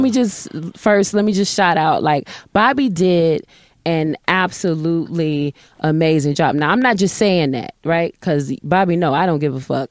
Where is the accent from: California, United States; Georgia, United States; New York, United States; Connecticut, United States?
Georgia, United States; Atlanta; also born or lived in Little Rock, Arkansas; I was raised in Atlanta